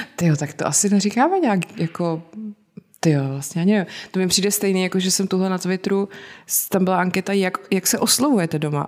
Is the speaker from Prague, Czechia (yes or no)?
no; South Bohemian Region, Czechia; Já jsem z Jižních Čech a tam hmm. se to říká a pak jsem zjistila, že se to jinde vůbec neříká